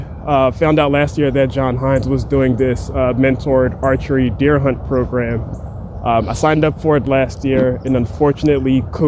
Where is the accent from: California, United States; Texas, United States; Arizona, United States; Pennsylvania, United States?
Pennsylvania, United States; Philadelphia; In Philly. Grew up in Mount Airy.